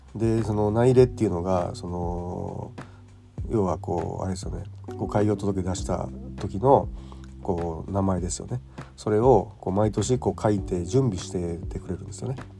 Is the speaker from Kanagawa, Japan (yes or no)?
no; Kyoto, Japan; now in Tokyo, Japan; 僕があの京都の出身ですけども